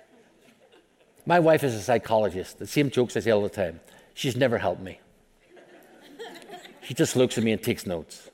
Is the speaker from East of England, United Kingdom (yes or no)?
no; Belfast, Northern Ireland, United Kingdom; I grew up in Belfast, Northern Ireland